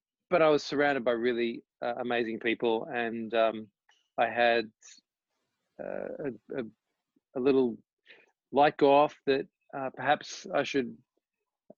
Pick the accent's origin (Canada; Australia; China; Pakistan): Australia; Tasmania; moved away as an adult; also born or lived in Melbourne; I grew up in Tasmania